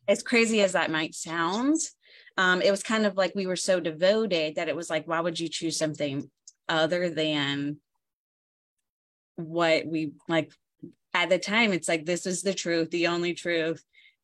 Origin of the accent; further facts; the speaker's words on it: the South, United States; accent: Southern twang; I'm from the South. You can tell from my accent. Like, I have the twang. Like, think deep, deep South